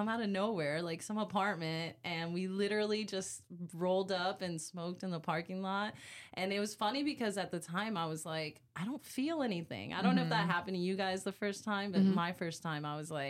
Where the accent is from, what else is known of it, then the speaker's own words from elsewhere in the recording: Orlando, Florida, United States; In Orlando, Florida.